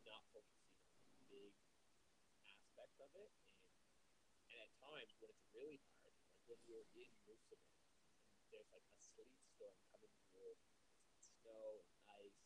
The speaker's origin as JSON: {"language": "English", "country": "Canada", "tie": "born or raised there", "moved": "yes", "said": "growing up in Canada"}